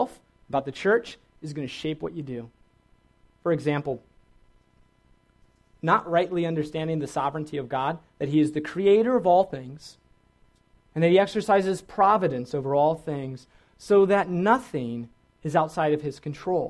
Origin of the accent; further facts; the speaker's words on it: Virginia, United States; I grew up in Virginia, which is a great place.